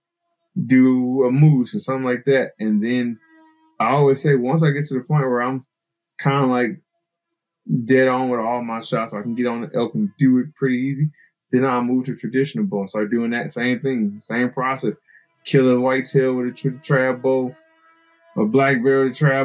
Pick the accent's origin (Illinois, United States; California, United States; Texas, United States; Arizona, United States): Illinois, United States; moved away as an adult; now in New Jersey, United States; I came from Illinois